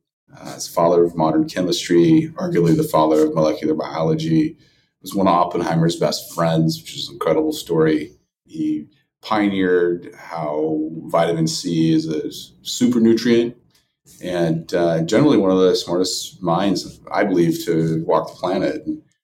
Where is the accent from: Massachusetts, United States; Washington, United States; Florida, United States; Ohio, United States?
Washington, United States; Kelso; now in San Francisco, United States; I'm from a small town called Kelso, Washington.